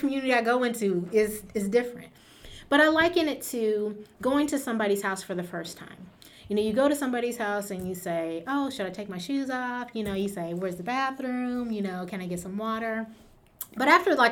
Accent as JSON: {"language": "English", "region": "California", "country": "United States", "said": "I am from California"}